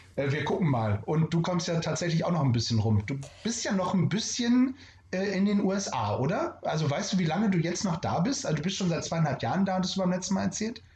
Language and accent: German; Northern Germany, Germany; wie man hier bei uns im Norden sagt, moin